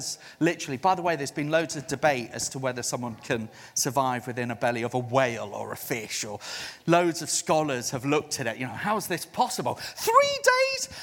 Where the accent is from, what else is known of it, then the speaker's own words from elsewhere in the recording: South Africa; now in United Kingdom; I'm a missionary to the UK. I was born in South Africa